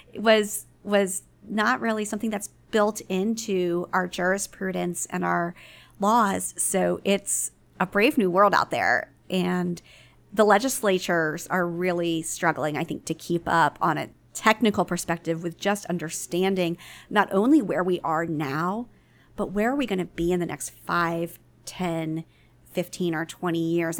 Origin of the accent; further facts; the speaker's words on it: Baltimore, Maryland, United States; my hometown paper, the Baltimore Sun